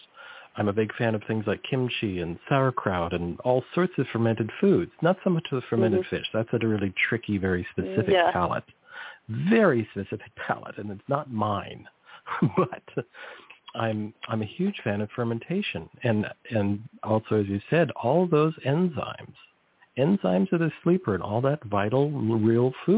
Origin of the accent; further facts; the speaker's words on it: near the Salinas Valley, California, United States; I grew up near the Salinas Valley